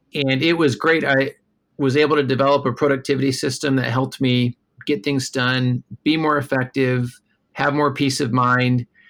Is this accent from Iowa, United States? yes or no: yes; Des Moines, Iowa, United States; also born or lived in Minneapolis, Minnesota; now in New York City, United States; I grew up in Des Moines, Iowa